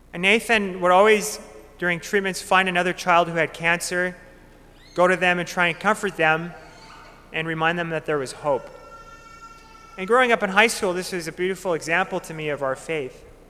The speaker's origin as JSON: {"language": "English", "town": "Minot", "region": "North Dakota", "country": "United States", "tie": "born or raised there", "said": "Growing up in Minot, I had the great gift of growing up with my family"}